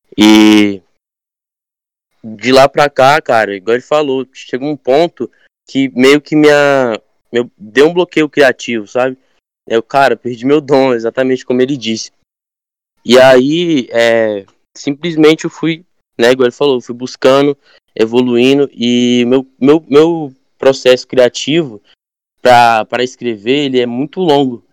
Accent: Arraias, Tocantins, Brazil; moved away; Eu venho de uma cidade quilombola do interior, do Tocantins, né? Ela tem quase 300 anos de, né, de cidade. Arraias Tocantins, eu venho, uma cidade quilombola.

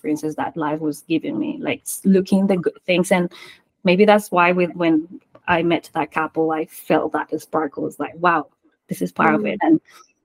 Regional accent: Colombia; first language Spanish; English is a second language; moved away as an adult; also born or lived in San Francisco; now in Australia; I was born and raised in Colombia, so just fluent Spanish, English was not there for me

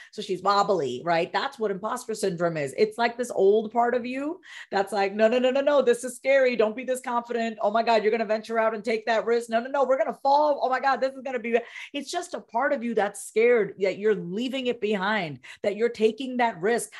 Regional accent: Long Island, New York, United States; also born or lived in Coney Island, New York; I was born, uh, in Coney Island, New York. I was raised on Long Island, New York.

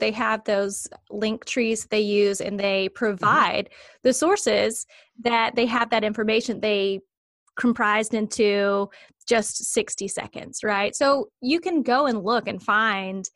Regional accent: the South, United States; also born or lived in Alabama / South Carolina; now in North Carolina, United States; I'm from the South

